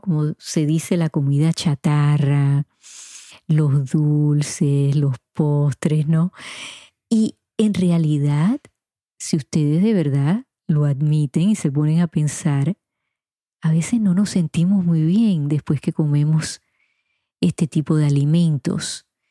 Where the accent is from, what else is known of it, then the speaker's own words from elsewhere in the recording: Puerto Rico; mi niñez y mi adolescencia en Puerto Rico